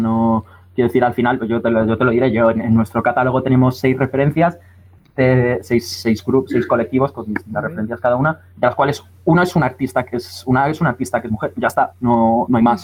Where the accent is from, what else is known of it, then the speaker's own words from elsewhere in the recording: Madrid, Community of Madrid, Spain; moved away as an adult; now in Valencia, Spain; yo soy madrileño, yo soy madrileño y me he criado toda mi vida en Madrid. Hasta los 18 estuve viviendo en Madrid